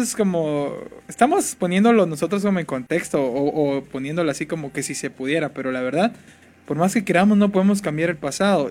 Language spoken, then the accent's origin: Spanish; Jalpatagua, Jutiapa, Guatemala; moved away; yo no soy de aquí sino que yo soy de Jalpatagua